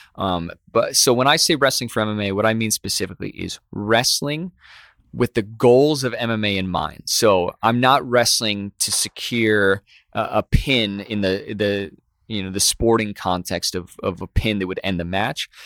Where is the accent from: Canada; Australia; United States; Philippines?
United States; Midwest; growing up in the Midwest